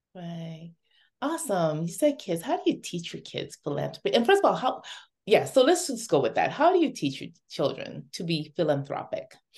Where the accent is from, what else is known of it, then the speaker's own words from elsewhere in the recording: Dominica; moved away; also born or lived in Toronto; before moving to Toronto, I grew up in Dominica, in a little village